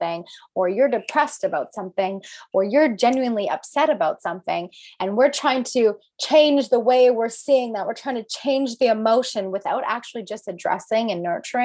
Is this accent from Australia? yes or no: no; Alberta, Canada; I am from Alberta, Canada